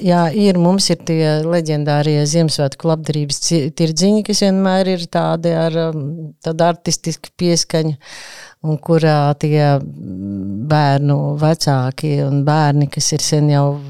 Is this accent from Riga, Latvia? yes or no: yes; Riga, Latvia; Es pat esmu piedzīvo, vietējais iedzīvotājs, aborigēns. Es esmu no Zaslauka